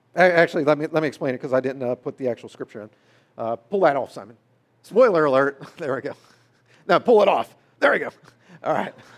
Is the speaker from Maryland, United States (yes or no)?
yes; Maryland, United States; I grew up in Maryland